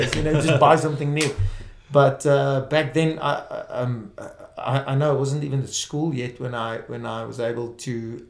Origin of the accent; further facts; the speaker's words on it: Springs, Gauteng, South Africa; first language Afrikaans; English is a second language; also born or lived in Brakpan; I was born in Springs, for those that know South Africa, the East Rand area. So I grew up in Springs and Brakpan area.